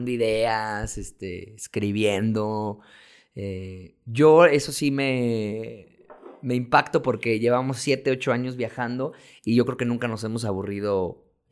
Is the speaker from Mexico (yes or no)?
yes; Mexico; tenemos todos los tips de cruzar todas las fronteras como mexicano de América.